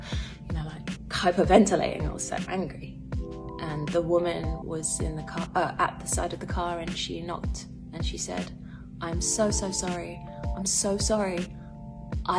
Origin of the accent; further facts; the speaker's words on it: London, United Kingdom; also born or lived in Islington, London; I grew up in Hackney.